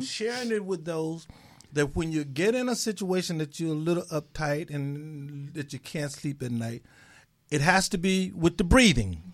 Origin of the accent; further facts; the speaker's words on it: Mississippi, United States; I'm from Mississippi.